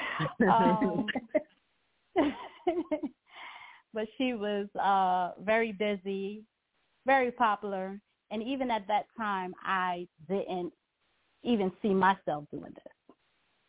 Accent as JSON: {"language": "English", "town": "New York City", "region": "New York", "country": "United States", "also_born_or_lived": "Guyana / Lithonia, Georgia", "moved": "as an adult", "lives_now": "Georgia, United States", "said": "I did hair in New York, which I'm from Brooklyn, New York, Crown Heights."}